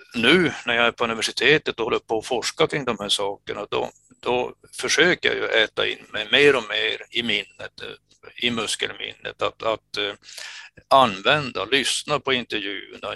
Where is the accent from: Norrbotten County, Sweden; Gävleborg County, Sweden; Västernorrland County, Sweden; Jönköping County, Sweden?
Norrbotten County, Sweden; Kiruna; moved away as an adult; now in Luleå, Sweden; jag är uppväxt i Finsoppor